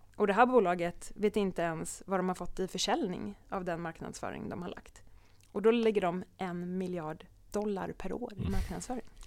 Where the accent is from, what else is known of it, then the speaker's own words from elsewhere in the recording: Sweden; som svensk